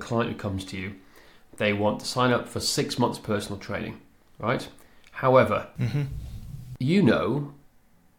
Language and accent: English; Machynlleth, Wales, United Kingdom; Machynlleth, where I grew up in Mid Wales